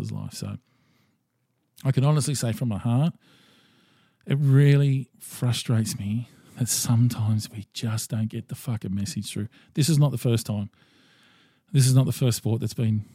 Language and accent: English; Australia; as an Australian male